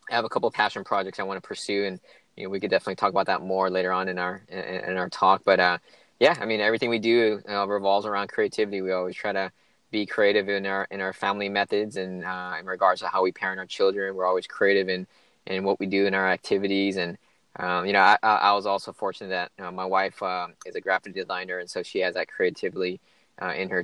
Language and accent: English; California, United States; moved away as an adult; also born or lived in San Francisco, United States / Los Angeles, United States / Maryland, United States; I was actually born and raised in California all my life. Grew up all around California from San Francisco down to kind of Los Angeles